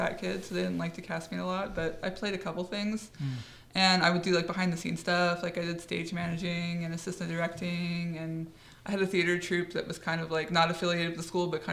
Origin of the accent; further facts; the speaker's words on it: Las Vegas, Nevada, United States; moved away as an adult; also born or lived in Bellflower, California / Oregon; now in California, United States; I was born in Bellflower, which is fascinating, but I grew up in Las Vegas. We moved out there when I was about 4 or 5.